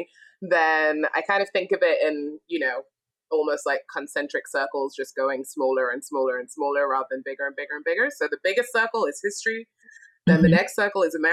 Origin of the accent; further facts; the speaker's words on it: Sunderland, North East England, United Kingdom; moved away as an adult; also born or lived in Glasgow, Scotland / Nashville, Tennessee; now in United States; I was born and raised in the north of England. Well, I was born in Scotland, raised in England